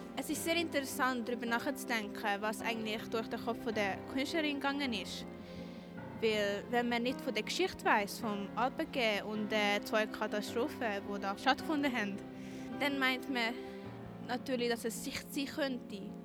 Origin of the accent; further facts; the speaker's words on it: Cham, Zug, Switzerland; ich bin 15 Jahre alt und ich komme aus Cham in Zug